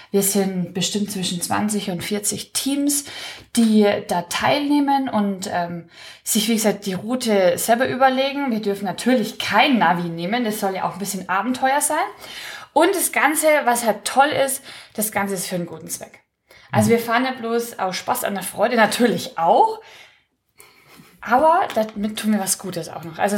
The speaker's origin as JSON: {"language": "German", "town": "Regensburg", "region": "Bavaria", "country": "Germany", "said": "ich bin aus Regensburg, aus der wunderschönen Stadt"}